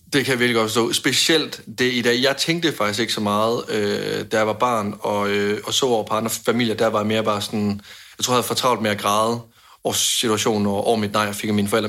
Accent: Denmark; hjemme i Danmark

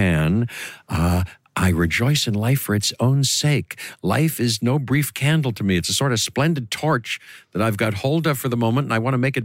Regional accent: Pittsburgh, Pennsylvania, United States; moved away as an adult; also born or lived in New York; I grew up in Pittsburgh and there were a lot of woods near there.

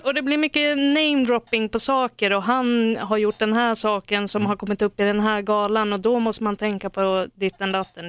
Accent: Norrland, Sweden; jag är från Norrland

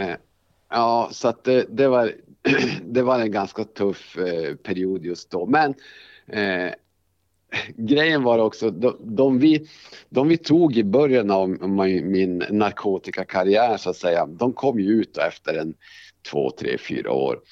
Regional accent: Älvsbyn, Norrbotten County, Sweden; moved away as an adult; also born or lived in Borås / Luleå; now in Skellefteå, Sweden; när jag var ganska liten så flyttade vi upp till en by som heter Älvsbyn. Mm. Eh, och eh, där har jag vuxit upp

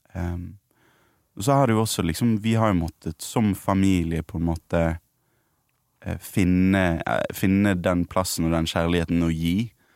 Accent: Bergen, Vestland, Norway; Jeg er fra Bergen. Ja. Det er vanskelig å skjule

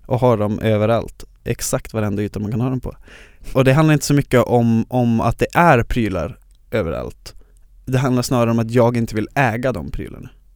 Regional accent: Luleå, Norrbotten County, Sweden; moved away as an adult; now in Stockholm, Sweden; så kommer jag från Luleå där jag är born and raised

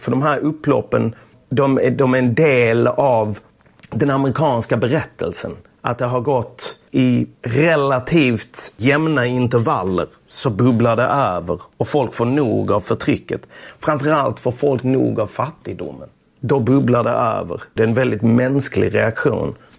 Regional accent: Lund, Skåne, Sweden; moved away; Tunaskolan mm. i Lund. Jag började där i klass 1. Jag kom från Östra Torn

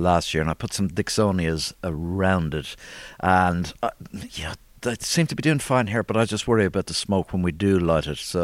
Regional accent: Ireland; born or raised there; also born or lived in London

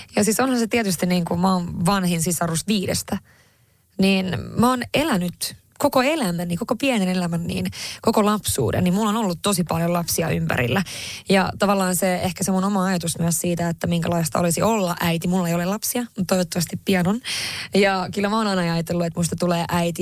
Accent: Haparanda, Norrbotten County, Sweden; Finnish is a second language; moved away as an adult; now in Finland; mä Haaprannasta kotoisin ja, ja identifioin itseni kyllä hyvin vahvasti kuitenkin edelleen niin kuin tänä päivänäkin sillä tavalla ruotsinkieliseksi ja ruotsalaiseksi

